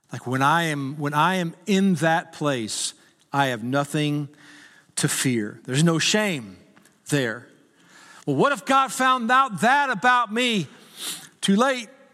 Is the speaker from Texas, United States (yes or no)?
yes; Texas, United States; I was from Texas